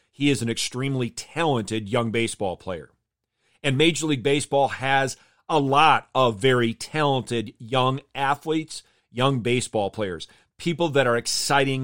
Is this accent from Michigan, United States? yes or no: yes; Michigan, United States; I grew up in Michigan